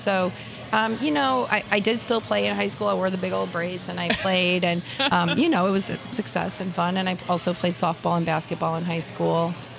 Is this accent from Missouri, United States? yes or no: yes; Imperial, Missouri, United States; I grew up in St. Louis, a little south of St. Louis, Imperial.